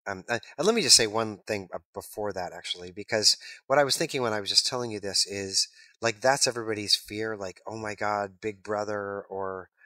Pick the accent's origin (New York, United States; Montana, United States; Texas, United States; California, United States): New York, United States; But then I'm like, I'm from New York. I'm just going to take a left turn at the intersection because that's what I do.